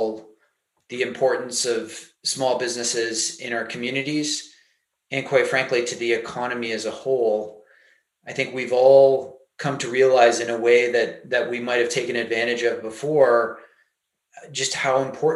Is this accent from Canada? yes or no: yes; Canada; I'm Canadian